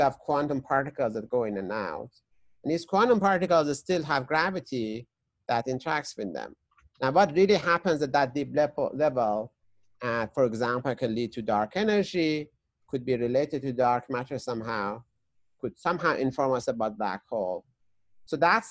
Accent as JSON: {"language": "English", "town": "Tehran", "region": "Tehran Province", "country": "Iran", "tie": "born or raised there", "moved": "yes", "said": "I was growing up in Tehran, which is the capital of Iran"}